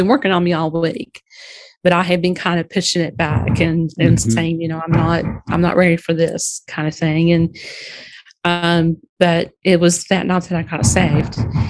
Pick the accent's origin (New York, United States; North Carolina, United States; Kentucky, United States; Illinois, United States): North Carolina, United States; Alexander; I'm calling you from Alexander, North Carolina.